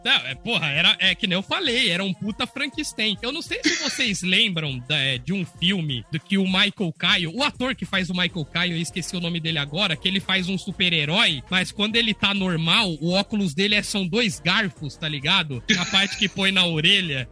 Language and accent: Portuguese; Brazil; eu sou brasileiro